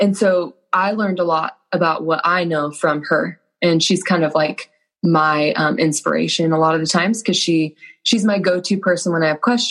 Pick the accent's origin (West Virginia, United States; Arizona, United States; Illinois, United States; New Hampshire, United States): Arizona, United States; Gilbert; now in Utah, United States; So I grew up in Gilbert, Arizona.